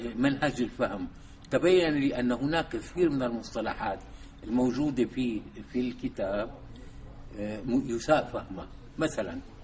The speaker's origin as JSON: {"language": "Arabic", "town": "Damascus", "region": "Damascus Governorate", "country": "Syria", "tie": "born or raised there", "also_born_or_lived": "Soviet Union", "said": "من مواليد دمشق عام 1938"}